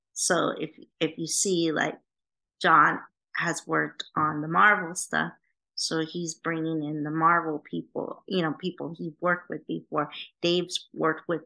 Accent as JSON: {"language": "English", "town": "Vancouver", "region": "British Columbia", "country": "Canada", "tie": "born or raised there", "moved": "yes", "lives_now": "Los Angeles, United States", "said": "we're both from Canada. I was born in Vancouver. She's from Canada. So we're both Canadian."}